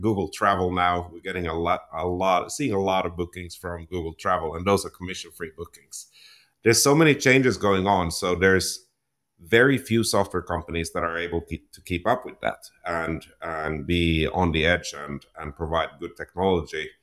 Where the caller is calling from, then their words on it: Toronto, Ontario, Canada; today I'm, I'm calling in from my home here in Toronto, Ontario, Canada